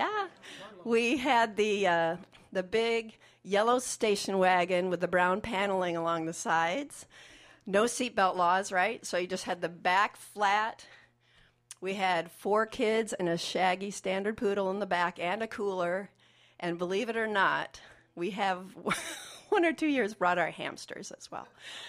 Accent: Iowa City, Iowa, United States; I grew up in Iowa City, Iowa.

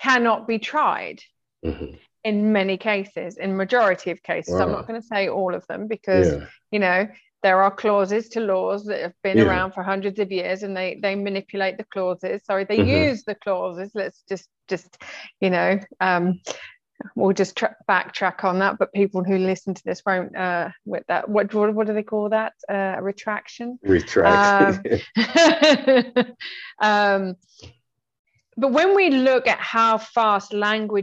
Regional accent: England, United Kingdom; I'm English

